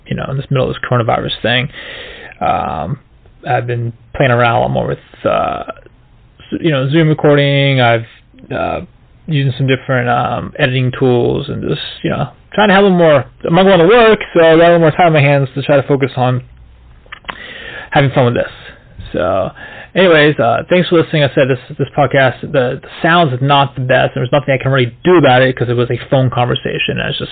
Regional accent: Florida, United States; moved away as an adult; growing up in Florida

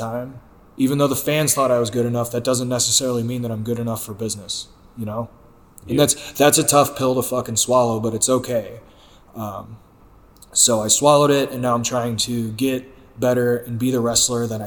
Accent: St. Louis, Missouri, United States; St. Louis, which is my hometown

